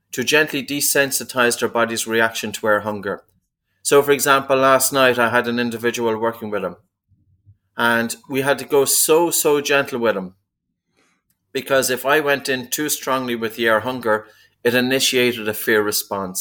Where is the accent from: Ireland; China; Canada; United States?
Ireland; East Coast of Ireland; I was a kid growing up in the East Coast of Ireland